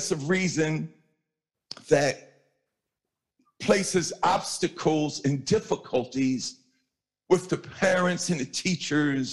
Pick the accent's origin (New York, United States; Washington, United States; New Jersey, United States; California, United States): New York, United States; New York City; I'm light skinned from Hollis, Queens